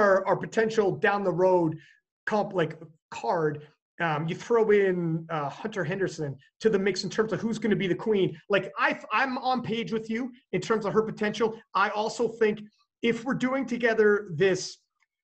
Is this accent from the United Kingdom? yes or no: no; Canada; I'm Canadian